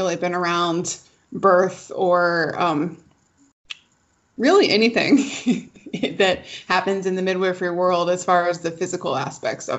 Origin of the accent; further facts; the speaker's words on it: Atlanta, Georgia, United States; I'm originally from Atlanta